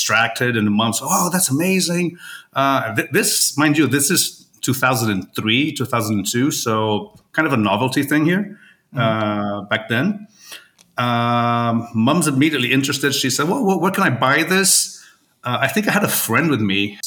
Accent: Rio de Janeiro, Brazil; also born or lived in Weston, Florida, United States; Born and raised in Brazil. Yeah. I'm from Rio.

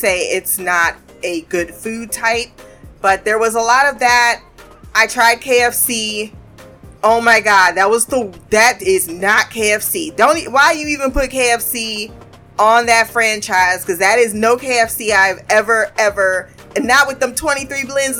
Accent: United States; when you tell them you're an American

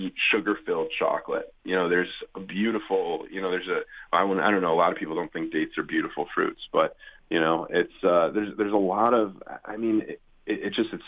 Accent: Cleveland, Ohio, United States; now in California, United States; I grew up in Cleveland, Ohio

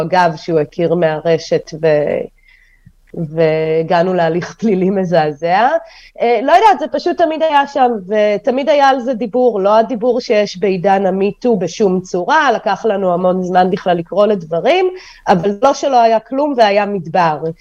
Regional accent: Holon, Tel Aviv District, Israel; also born or lived in Kyiv, Ukraine; גדלתי בחולון, הסתובבתי המון בתל אביב

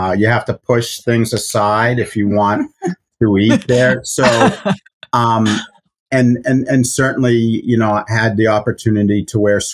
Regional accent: Boston, Massachusetts, United States; I grew up in Boston

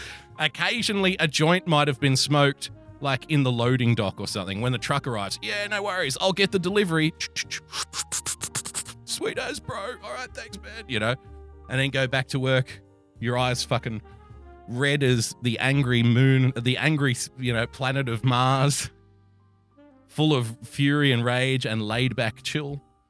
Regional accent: Sydney, New South Wales, Australia; yeah, I'm from Sydney, mate.

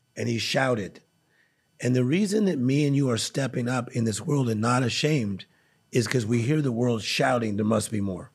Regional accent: Compton, California, United States; I was born in Compton, California

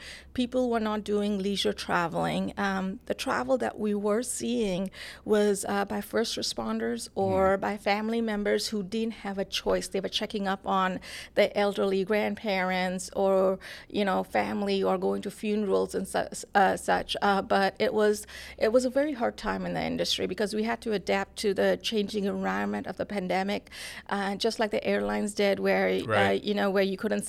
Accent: Toronto, Ontario, Canada; now in Atlanta, United States; And which is a reason when you, in contrast to growing up in Toronto, I like this a lot better.

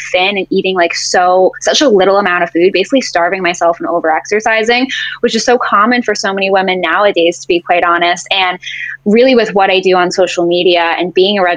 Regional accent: Boston, Massachusetts, United States; also born or lived in Jacksonville, Florida; now in St. Petersburg, United States; I was born and raised in Boston

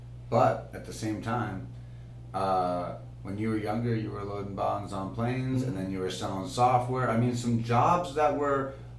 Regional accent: Boston, Massachusetts, United States; growing up in Boston.

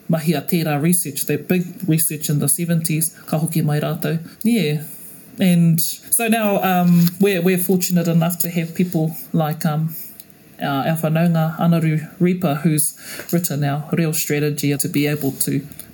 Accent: Rotorua, Bay of Plenty, New Zealand; moved away; also born or lived in Te Kao; When we spoke Māori, but not Māori, you know, growing up in Rotorua.

